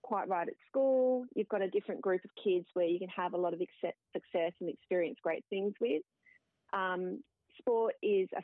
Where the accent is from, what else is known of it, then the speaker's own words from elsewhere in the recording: Mandurah, Western Australia, Australia; But I grew up in Mandurah